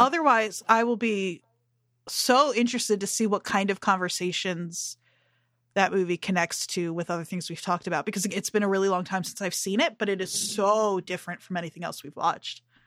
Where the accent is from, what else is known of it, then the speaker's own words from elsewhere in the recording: New Jersey, United States; growing up in Jersey